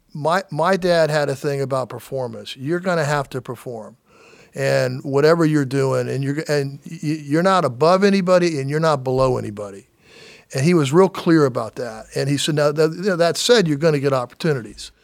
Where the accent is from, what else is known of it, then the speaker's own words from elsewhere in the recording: Daytona Beach, Florida, United States; growing up in Daytona